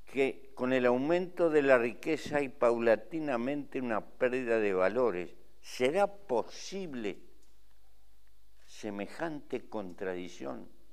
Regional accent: Uruguay; Los que somos del Río de la Plata

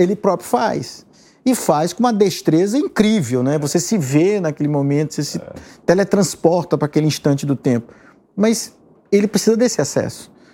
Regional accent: São Luís, Maranhão, Brazil; now in São Paulo, Brazil; lá na minha cidade onde eu nasci

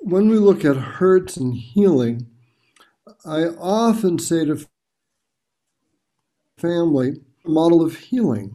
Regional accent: Boston, Massachusetts, United States; I'm from the Boston, Massachusetts area in the United States

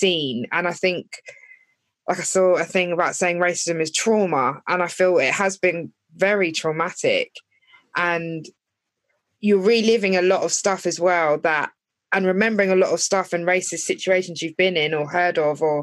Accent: Epsom, South East England, United Kingdom; growing up in Epsom, being the only black person throughout my primary school

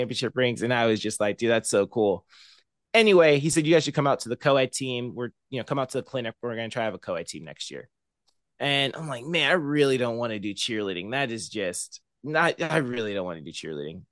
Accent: Murrieta, California, United States; moved away as an adult; now in Bakersfield, United States; I grew up in Marietta, California, which is about an hour north of San Diego

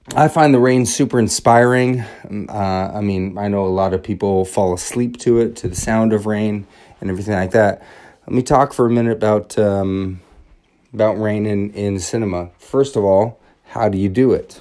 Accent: Everett, Washington, United States; now in Los Angeles, United States; I am from Everett, Washington, originally

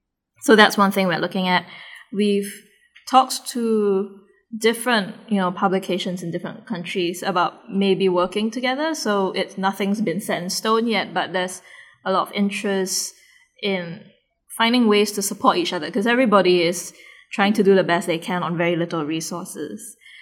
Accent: Singapore; as a Singaporean

